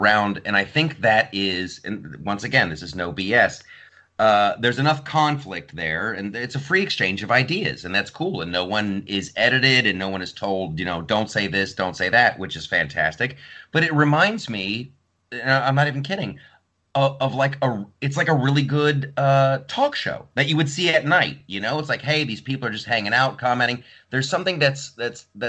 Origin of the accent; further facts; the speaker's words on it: Ohio, United States; moved away as an adult; also born or lived in California; I grew up in Ohio, and my whole joke when I moved after I moved to California